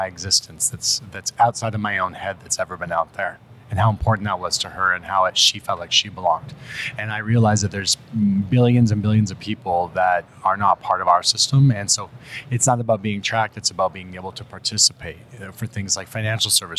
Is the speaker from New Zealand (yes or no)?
no; Vancouver, British Columbia, Canada; I'm from there